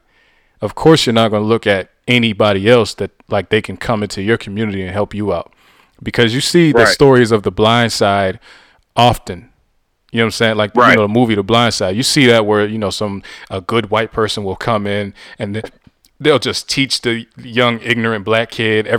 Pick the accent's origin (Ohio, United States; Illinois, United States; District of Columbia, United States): Ohio, United States; Youngstown; Growing up on the South Side